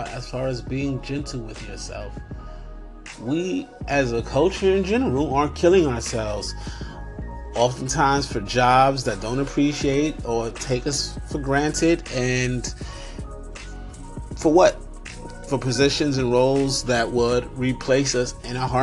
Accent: New York City, New York, United States; being a New Yorker

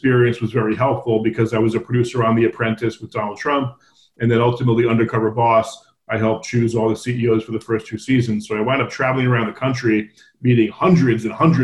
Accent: New Jersey, United States; I grew up on the East Coast in New Jersey

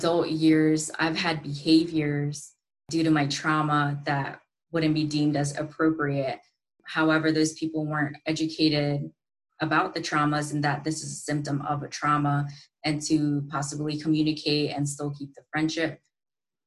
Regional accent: United States; also born or lived in India / Thailand; due to me being born in a South Asian culture and growing up in the States after I migrated

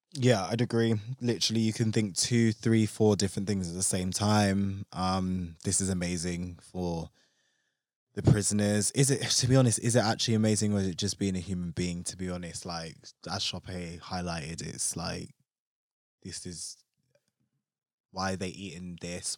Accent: London, United Kingdom; me being a Londoner

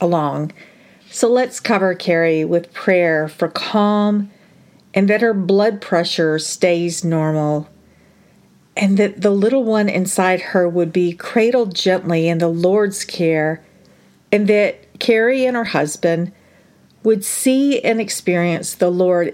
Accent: United States; I am ashamed to even align myself with being an American

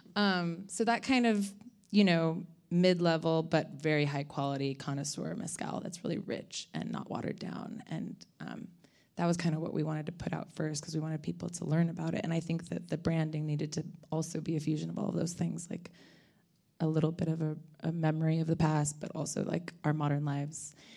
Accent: Ojai, California, United States; I'm from California, um, kind of from hippie parents in Ojai.

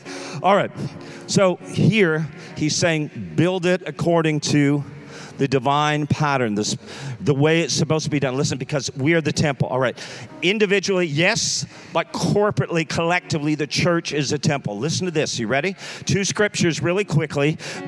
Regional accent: Texas, United States; since I'm from Texas, let me put it this way. Don't y'all know?

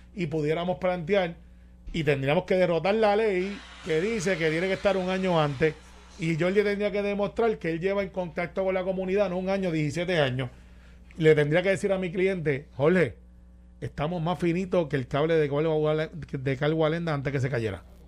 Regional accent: Guaynabo, Puerto Rico; soy de Guaynabo

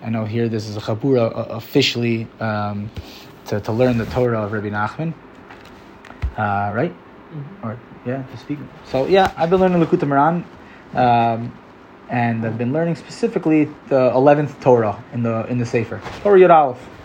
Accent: United States; now in Israel; I'm American, I'm a little American guy

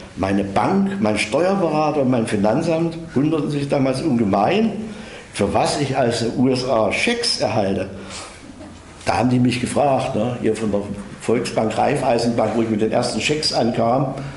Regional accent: Bad Salzungen, Thuringia, Germany; accent: Saxon; In meiner Heimatstadt Bad Salzung

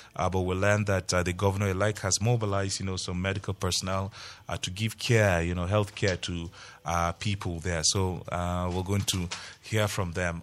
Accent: Plateau, Nigeria; I'm a Plateau, I'm from Plateau, and I know how our people love to work with their hands

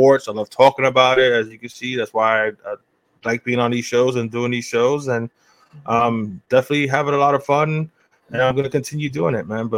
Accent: New York City, New York, United States; I'm a Puerto Rican, born and raised in the Bronx

